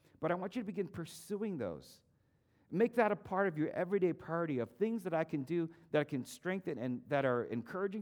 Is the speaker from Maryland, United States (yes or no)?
yes; Maryland, United States; moved away as an adult; also born or lived in Texas; We moved from Maryland to Texas